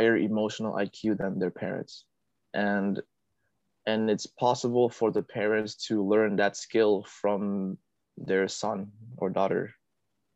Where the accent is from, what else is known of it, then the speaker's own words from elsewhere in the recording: Fairfax County, Virginia, United States; moved away as an adult; also born or lived in Saigon, Vietnam; my hometown, which is Fairfax County, Virginia